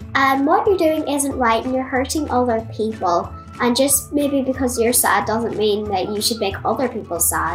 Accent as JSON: {"language": "English", "town": "Letterkenny", "region": "Ulster", "country": "Ireland", "said": "I'm 10 years old and I'm from Bonmally, Letterkenny."}